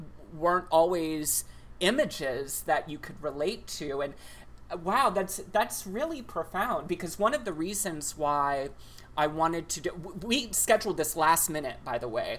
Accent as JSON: {"language": "English", "region": "Texas", "country": "United States", "tie": "born or raised there", "said": "I grew up in Texas"}